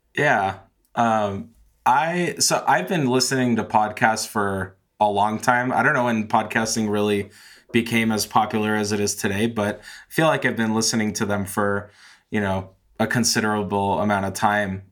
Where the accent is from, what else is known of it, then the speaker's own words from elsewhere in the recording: San Francisco, California, United States; moved away as an adult; now in Colorado, United States; I grew up in San Francisco, lived there my whole life until last year when I moved with my wife to Colorado